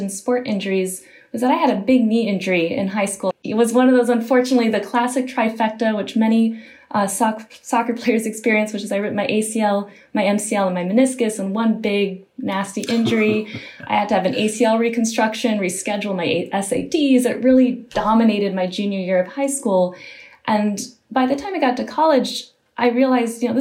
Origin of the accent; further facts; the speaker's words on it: Michigan, United States; moved away; I'm from originally from Michigan